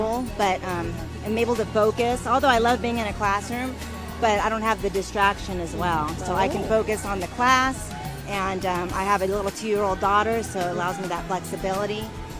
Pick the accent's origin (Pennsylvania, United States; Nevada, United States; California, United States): Nevada, United States; Las Vegas; I'm from Las Vegas, Nevada